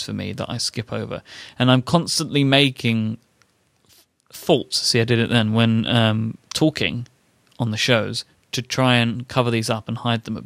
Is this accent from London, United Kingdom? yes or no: yes; London, United Kingdom; accent: Cockney; I grew up in the East End of London, so I'm considered to be a Cockney.